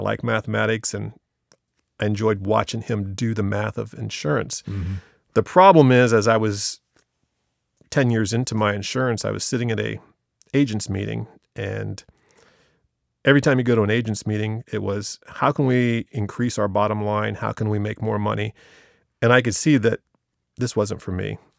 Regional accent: Marshallville, Ohio, United States; I was born and raised in Marshallville, so I'm 55 years old. So I've been there since 1965.

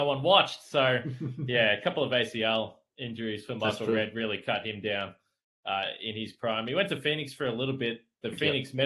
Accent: Geelong, Victoria, Australia; moved away as an adult; now in Milwaukee, United States; I'm from Geelong.

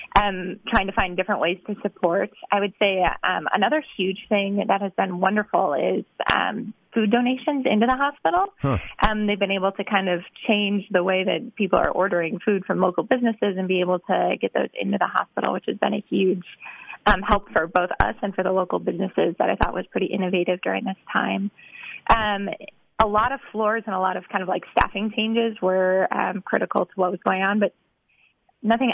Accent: Wisconsin, United States; moved away as an adult; also born or lived in Texas; now in Boston, United States; I'm from Wisconsin.

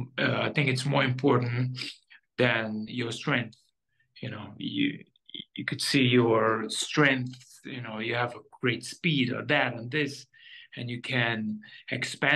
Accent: Israel; also born or lived in Soviet Union; I born in 1980 in Soviet Union, And when I was about maybe 10 or 9 years old, my parents decided to do Aliyah, moving to Israel from Soviet Union

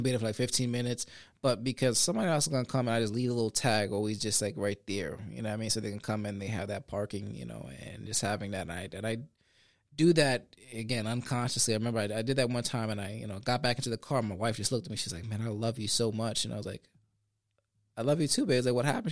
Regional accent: Sanford, United States; also born or lived in Puerto Rico; I grew up on Conn Ave, Connecticut Avenue here on the west side of Sanford

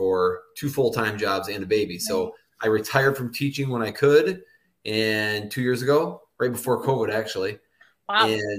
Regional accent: Michigan, United States; I'm from Michigan, and I grew up like a hour north of Metro Detroit area out in a little small town

